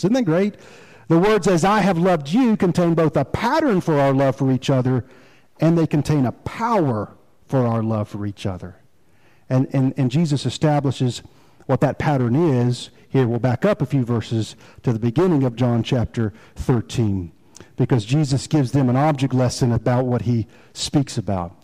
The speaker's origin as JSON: {"language": "English", "town": "Rocky Mount", "region": "North Carolina", "country": "United States", "also_born_or_lived": "Fayetteville, North Carolina", "said": "Now, I consider Rocky Mount home"}